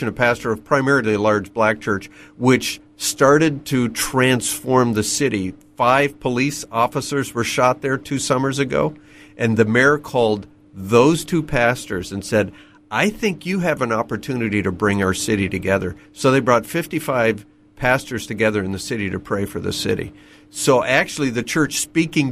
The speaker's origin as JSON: {"language": "English", "country": "Canada", "tie": "born or raised there", "moved": "yes", "lives_now": "New York City, United States", "said": "I'm a Canadian by birth who happens to live in New York City"}